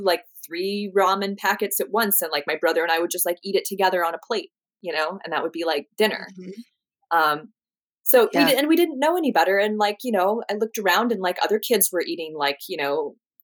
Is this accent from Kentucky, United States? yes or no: no; Ashland, Oregon, United States; moved away as an adult; now in Southern California, United States; So I grew up in Southern Oregon, in Ashland, Oregon.